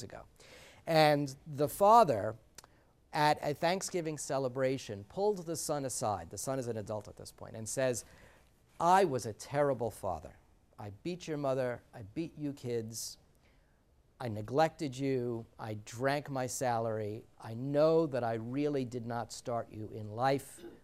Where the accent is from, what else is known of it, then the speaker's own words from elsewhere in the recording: New York City, New York, United States; moved away; also born or lived in New Jersey; as a Sicilian, a full-blown Sicilian, my four grandparents came through Ellis Island, and I grew up in the Bronx